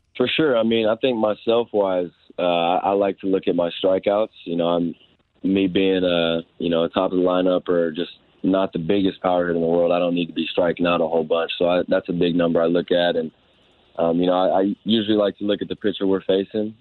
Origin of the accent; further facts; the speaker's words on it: Houston, Texas, United States; I'm, I'm from Houston